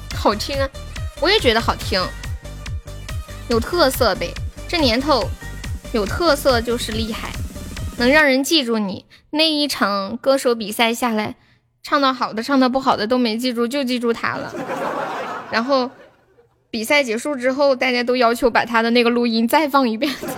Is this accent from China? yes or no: yes; Sichuan, China; accent: Sichuanese; 我们这里四川话说社会的那些小，小女孩，就叫，就叫什么“改妹儿”